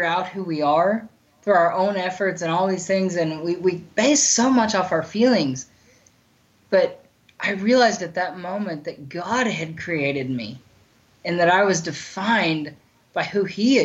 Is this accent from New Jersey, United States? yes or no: no; Bartlesville, Oklahoma, United States; moved away as an adult; My parents let me move home to Bartlesville, to my hometown